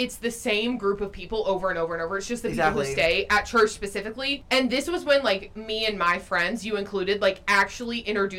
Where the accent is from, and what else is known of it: Blairsville, Georgia, United States; born or raised there; moved away as an adult; now in Athens, United States